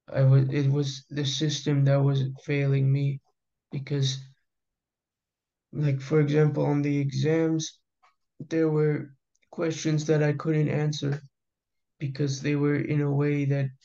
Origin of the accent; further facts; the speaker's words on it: Houston, Texas, United States; is Ecuadorian and I'm American. I was born in Texas, Houston.